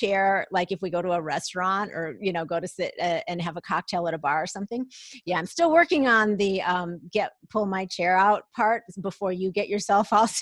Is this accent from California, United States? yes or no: no; Minneapolis–Saint Paul, Minnesota, United States; moved away as an adult; also born or lived in Atlanta, Georgia; I was born and raised in the Twin Cities in Minnesota